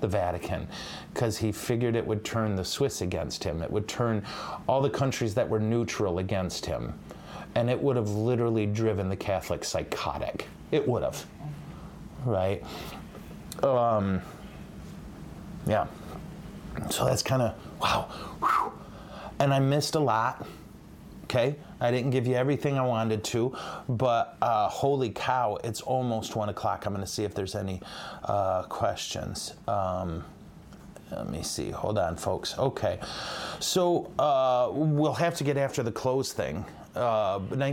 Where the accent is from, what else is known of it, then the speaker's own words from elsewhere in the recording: United States; as an American